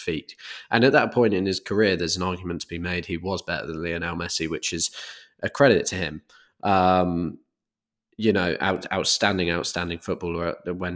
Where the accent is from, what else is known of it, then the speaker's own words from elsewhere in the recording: United Kingdom; as a Brit